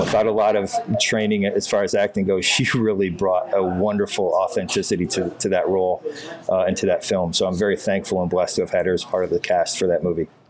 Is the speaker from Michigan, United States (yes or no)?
yes; Northern Michigan, United States; all of the things that my dad taught me growing up in Northern Michigan